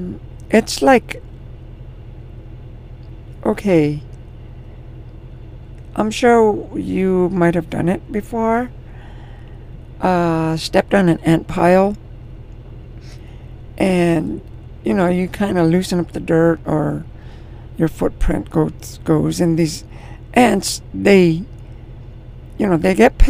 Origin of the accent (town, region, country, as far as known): United States